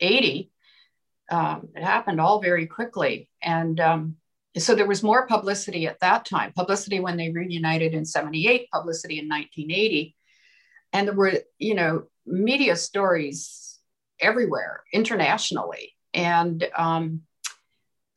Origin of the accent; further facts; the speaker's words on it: Peterborough, Ontario, Canada; when I was growing up in Peterborough, Ontario